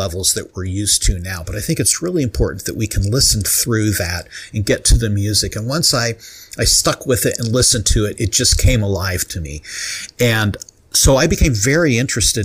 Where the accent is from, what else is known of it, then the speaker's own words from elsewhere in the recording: Carbondale, Illinois, United States; moved away as an adult; also born or lived in Ohio; now in Bloomington, United States; I grew up very near Carbondale, Illinois